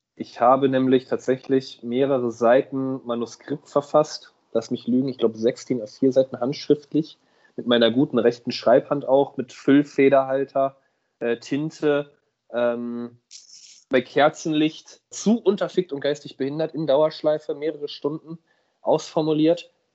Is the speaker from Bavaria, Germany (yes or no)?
no; Hamburg, Germany; als Hamburger